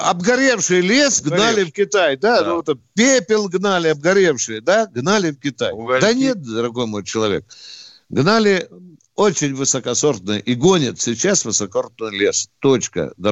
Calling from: Kaluga, Kaluga Oblast, Russia; Алло, с Калуги звонит.

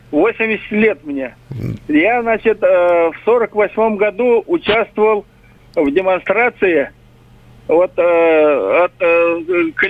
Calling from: Simferopol, Crimea, Ukraine; Я э, звоню с Крыма, э, Симферополь.

